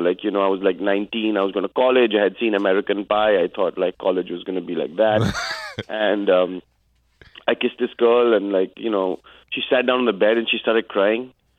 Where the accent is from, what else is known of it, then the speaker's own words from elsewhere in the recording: India; moved away as an adult; now in United States; I'm Indian.